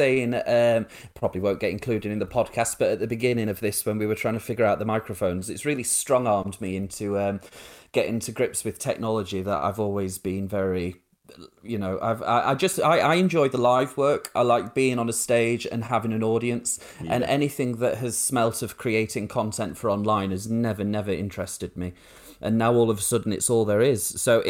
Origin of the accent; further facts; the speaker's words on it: Rotherham, Yorkshire and the Humber, United Kingdom; It's there's a real rise of the far right in Rotherham. So like when I say, oh, I'm from Yorkshire, people think, you know, flat caps and dripping. But no, it was all National Front graffiti and council houses.